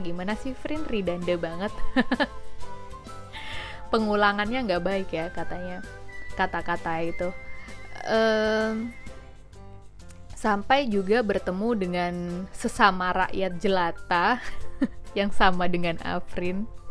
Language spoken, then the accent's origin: Indonesian; Jember, East Java, Indonesia; moved away as an adult; now in Jakarta, Indonesia; aku tuh asli anak Jember, Jawa Timur.